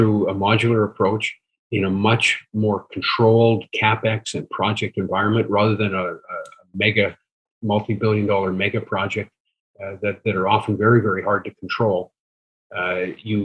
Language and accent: English; Saskatchewan, Canada; I'm an engineer, born and raised in Saskatchewan. Lived my life there